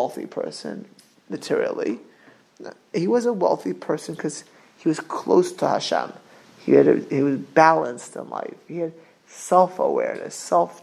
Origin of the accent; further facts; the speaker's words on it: Miami Beach, Florida, United States; I grew up not far in Miami Beach from super wealthy people